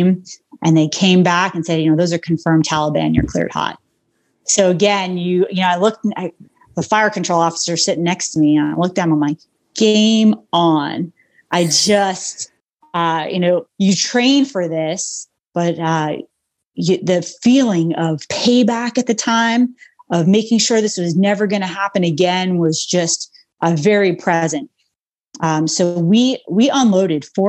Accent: Long Island, New York, United States; moved away; I grew up on Long Island, New York

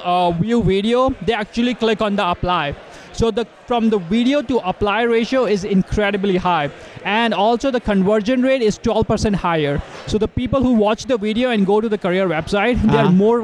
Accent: India; now in Canada; I'm Canadian now, but I was born in India.

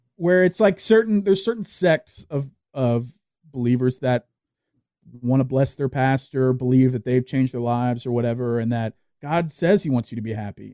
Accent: Louisiana, United States; I grew up in the South, I grew up in Louisiana

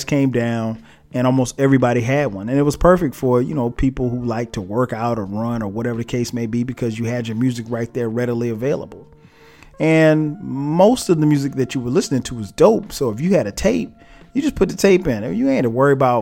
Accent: Florence, South Carolina, United States; moved away as an adult; now in Atlanta, United States; back where I'm from Florence, South Carolina

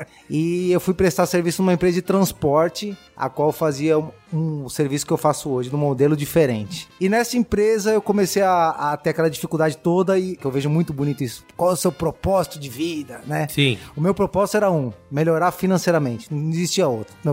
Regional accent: São Paulo, Brazil; eu sou nascido e criado em São Miguel Paulista, na Zona Leste de São Paulo.

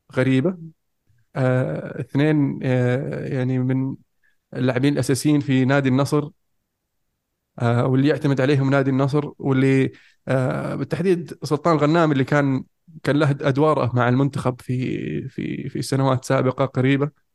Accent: Saudi Arabia; عندنا في السعوديه

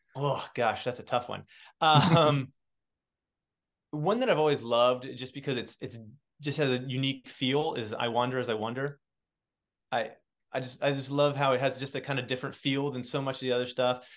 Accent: Indiana, United States; moved away as an adult; also born or lived in New York City; now in Cincinnati, United States; I grew up born and raised in Indiana, and I live in Cincinnati

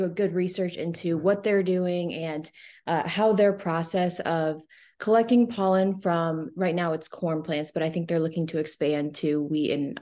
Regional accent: Grundy Center, Iowa, United States; I'm originally from Grundy Center, Iowa, so the central part of the state.

